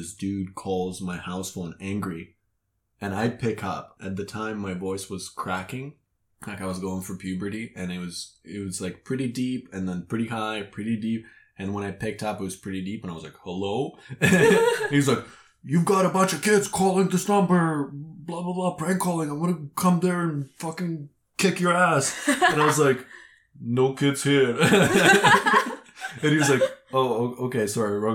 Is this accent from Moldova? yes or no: yes; Moldova; now in Canada; I'm originally from Moldova